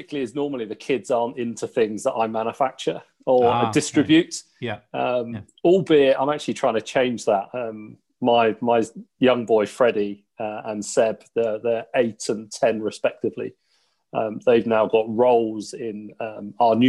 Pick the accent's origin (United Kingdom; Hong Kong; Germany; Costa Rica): United Kingdom; Teddington, London; also born or lived in Sunbury / Twickenham; I was brought up in Teddington, in Teddington and Sunbury, so all around this area, really.